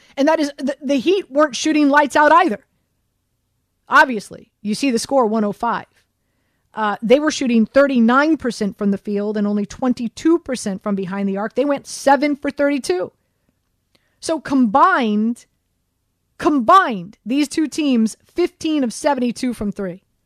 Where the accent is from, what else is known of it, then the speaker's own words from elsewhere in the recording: Miami, Florida, United States; moved away; born and raised in Miami, grew up in Miami